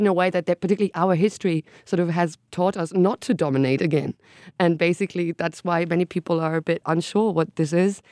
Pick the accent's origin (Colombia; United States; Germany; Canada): Germany; middle of Germany, Central Germany; moved away as an adult; now in Berlin, Germany; I grew up in the middle of Germany, so of what formerly was West Germany